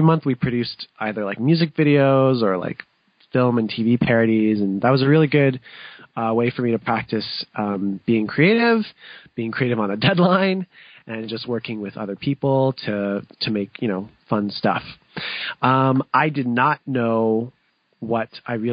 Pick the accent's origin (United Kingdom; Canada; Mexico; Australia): Canada; London, Ontario; my family, we actually acquired a music school in London, which is my hometown